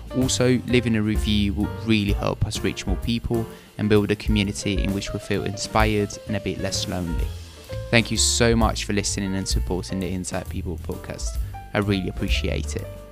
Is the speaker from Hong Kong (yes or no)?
no; Italy; moved away; I'm from Italy